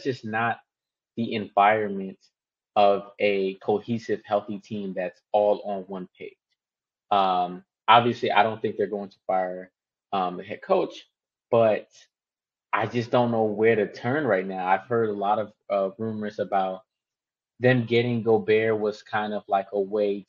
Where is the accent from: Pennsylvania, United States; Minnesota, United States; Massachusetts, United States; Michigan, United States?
Minnesota, United States; Minneapolis; I'm going to go to my hometown, Minneapolis